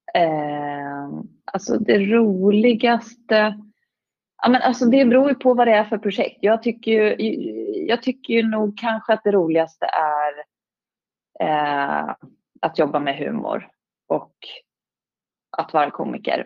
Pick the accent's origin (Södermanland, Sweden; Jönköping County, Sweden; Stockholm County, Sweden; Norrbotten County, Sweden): Stockholm County, Sweden; Stockholm; jag är ju från, från Stockholm